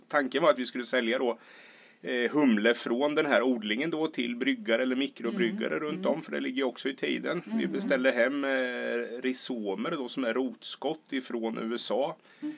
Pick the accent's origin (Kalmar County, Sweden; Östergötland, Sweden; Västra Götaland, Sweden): Östergötland, Sweden; near Kisa and Linköping; moved away as an adult; also born or lived in Stockholm / Malmö / Australia / Spain; Jag är uppvuxen i Brorsind som mm. ligger mitt emellan eh, Kisa och Linköping